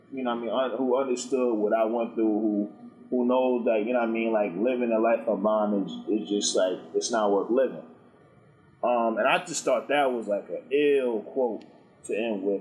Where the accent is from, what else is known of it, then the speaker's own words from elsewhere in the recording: Oakland, California, United States; I'm a dude from Oakland.